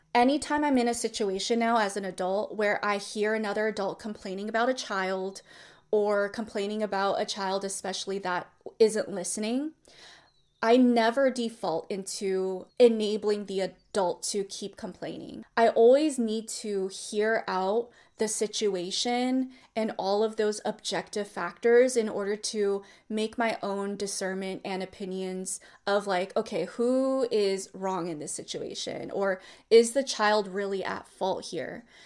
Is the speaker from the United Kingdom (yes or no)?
no; Bay Area, California, United States; I grew up in the Bay Area